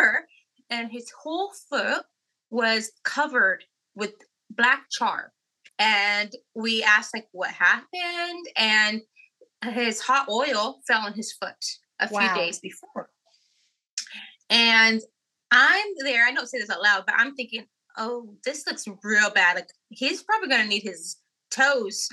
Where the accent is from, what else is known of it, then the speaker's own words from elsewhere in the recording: California, United States; we're from California